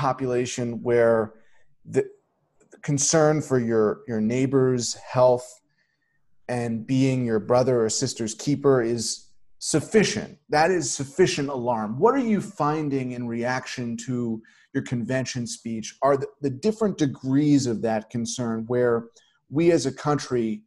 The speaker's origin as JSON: {"language": "English", "region": "New York", "country": "United States", "said": "myself being a New Yorker"}